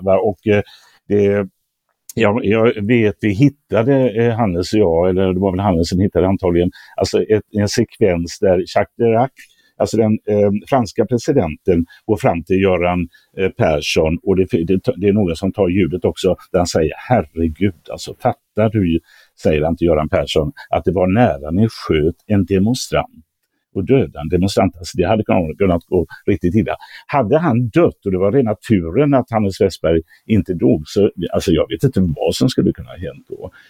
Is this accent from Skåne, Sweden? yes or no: no; Gothenburg, Västra Götaland, Sweden; min hemstad